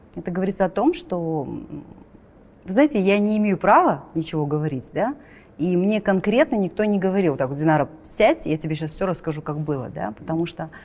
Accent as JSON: {"language": "Russian", "country": "Kazakhstan", "also_born_or_lived": "Astana", "said": "мы, казахи"}